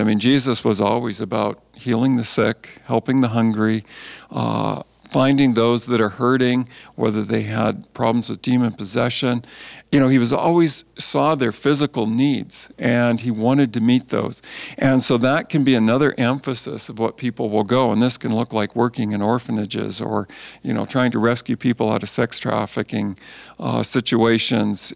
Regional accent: Canada; also born or lived in California; just did the normal growing up in Canada kind of thing

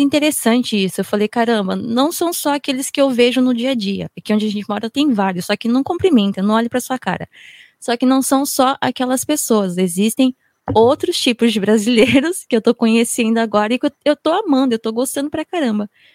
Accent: Japan; como eu fui criada aqui no Japão, eu tenho um lado assim muito forte de Nihonjin, de japonesa

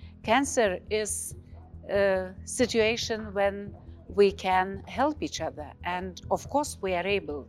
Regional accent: Lithuania; I am from Lithuania. I am a medical doctor before politics

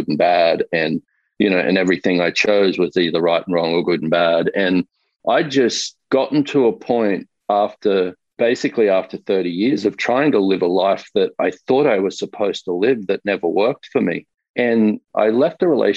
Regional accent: Australia; moved away as an adult; now in United States; I grew up in Australia. I currently live in the US, but only for the last 2 years

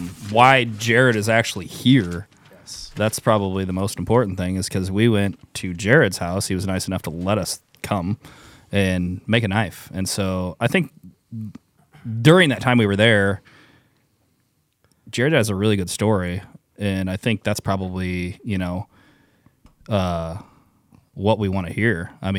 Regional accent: Kentucky, United States; now in Iowa, United States; I'm from Kentucky.

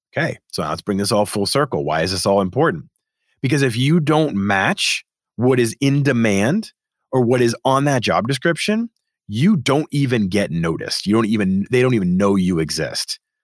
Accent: Boston, Massachusetts, United States; I'm from Boston

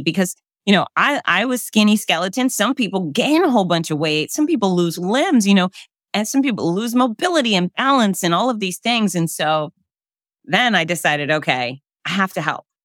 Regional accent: Florida, United States; I'm born and raised in Florida.

